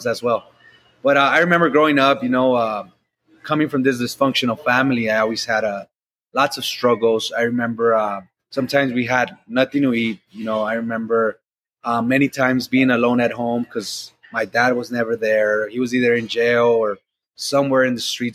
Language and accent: English; Los Angeles, California, United States; I grew up in South Central LA in Watts.